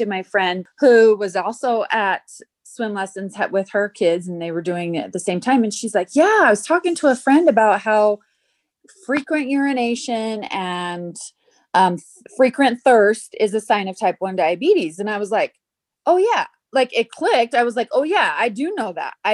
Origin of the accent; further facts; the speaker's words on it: South Jordan, Utah, United States; also born or lived in Idaho / Nevada; I grew up in South Jordan, Utah, and lived there up until I graduated high school.